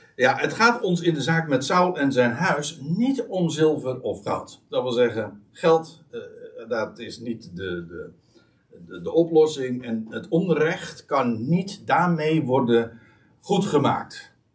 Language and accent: Dutch; Netherlands; wij als Nederlanders